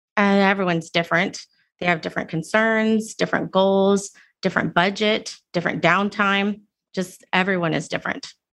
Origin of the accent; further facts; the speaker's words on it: Houston, Texas, United States; moved away as an adult; also born or lived in Singapore / London; I grew up in Houston, in Cyprus